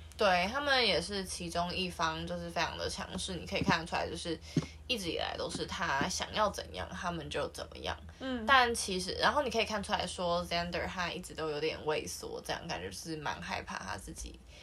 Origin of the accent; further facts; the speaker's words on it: Taiwan; 我们是台湾的观众